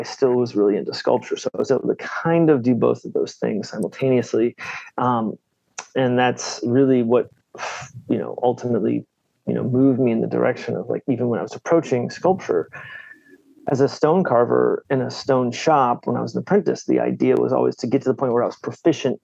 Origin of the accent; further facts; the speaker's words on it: Northern Virginia, United States; now in Baltimore, United States; I grew up in Virginia